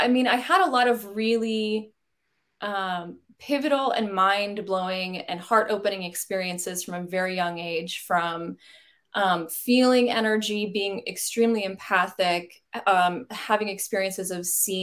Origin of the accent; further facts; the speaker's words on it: Fort Worth, Texas, United States; I grew up in the Fort Worth area in Texas in a pretty straight-laced Southern Baptist household.